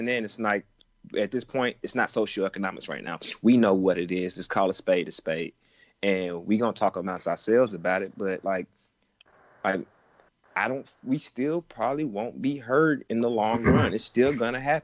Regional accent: Atlanta, Georgia, United States; I grew up in the city of Atlanta for the most part

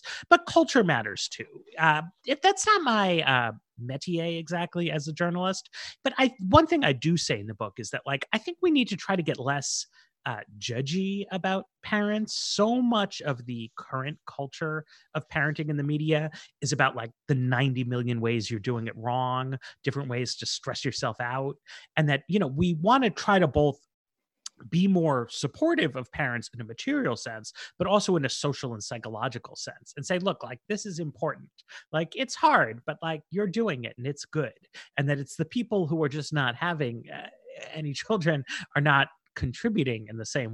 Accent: New York, United States; I grew up in New York

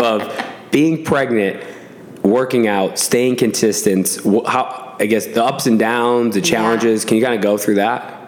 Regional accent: Williamstown, Massachusetts, United States; I'm from Williamstown, Mass, which is like 40 minutes away from Albany

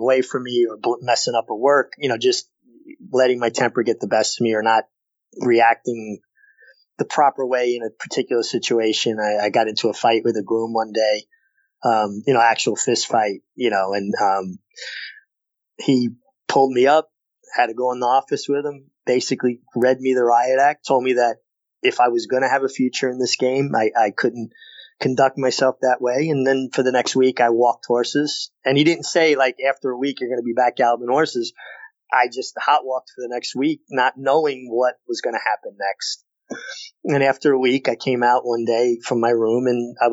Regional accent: New York City, New York, United States; moved away; I was a kid from Brooklyn with four brothers

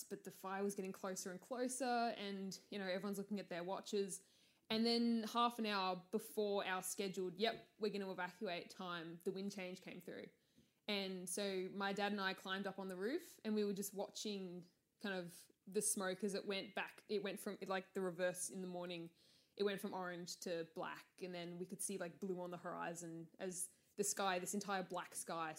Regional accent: Latrobe Valley, Victoria, Australia; now in Melbourne, Australia; I grew up in Latrobe Valley, which is the state's kind of coal area

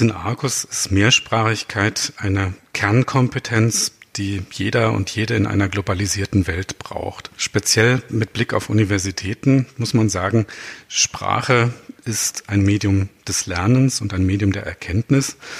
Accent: Baden-Württemberg, Germany; first language Baden dialect (Alemannic/Badisch); Meine erste Fremdsprache war wahrscheinlich Hochdeutsch, denn ich bin in Baden geboren

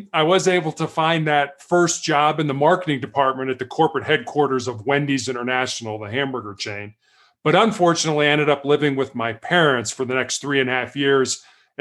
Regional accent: Chicago, Illinois, United States; I was born and raised in Chicago

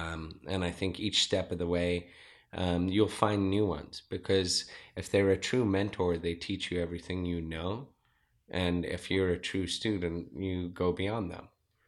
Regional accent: Zimbabwe; now in Rancho Penasquitos, United States; All right, I'm originally from Zimbabwe. I am 42 years old. I have a two-year-old child. I'm married. I live in Rancho Penasquitos, and I am a serial entrepreneur. I moved to America back in 1989.

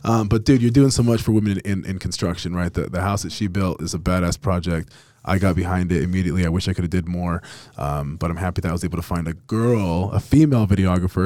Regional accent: Las Vegas, Nevada, United States; now in Utah, United States; I'm from Vegas originally, but I fell in love with Utah, and I'm probably never gonna leave

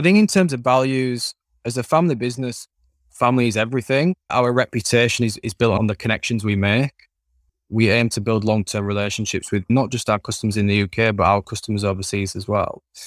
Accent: Leeds, Yorkshire and the Humber, United Kingdom; accent: Yorkshire; Born and bred in Yorkshire, raised in, in a city called Leeds

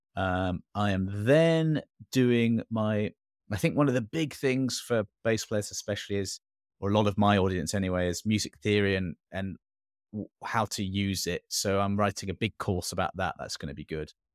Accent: England, United Kingdom; moved away; also born or lived in Singapore; born and brought up in England

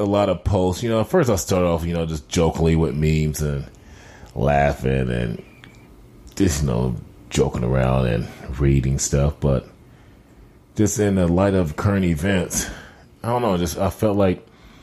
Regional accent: Indiana, United States; We're both Midwest kids, grew up Midwest. I'm from Indiana, a small town called Turho, Indiana.

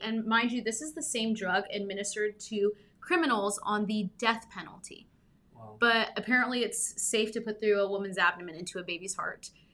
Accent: Southern California, United States; I grew up in Southern California

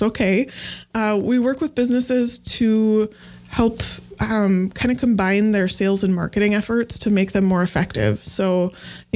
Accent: Evansville, Wisconsin, United States; I grew up in a small town called Evansville here in Wisconsin. Grew up on a farm

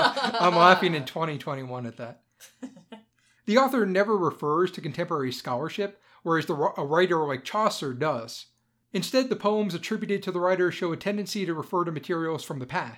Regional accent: United Kingdom; I'm British.

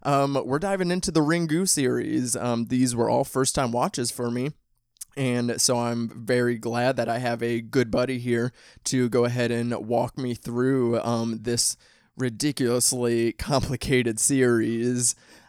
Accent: Midwest, United States; accent: Midwestern; people out here especially like talk about my accent, like having a Midwestern accent.

